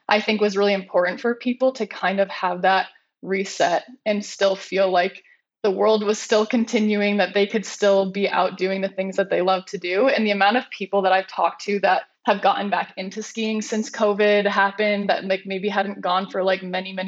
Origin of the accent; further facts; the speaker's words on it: East Coast, United States; I grew up on the East Coast